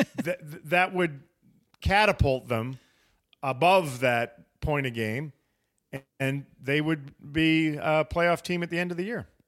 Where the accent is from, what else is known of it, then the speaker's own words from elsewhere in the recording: United States; to me as an American that I am